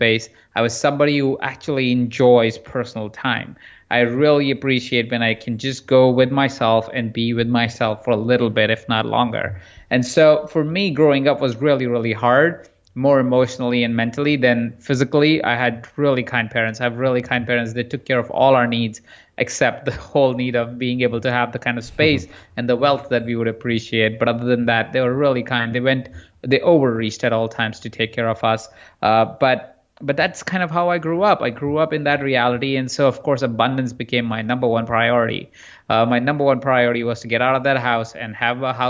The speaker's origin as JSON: {"language": "English", "town": "Jaipur", "region": "Rajasthan", "country": "India", "tie": "born or raised there", "said": "I grew up in India in a small town called Jaipur."}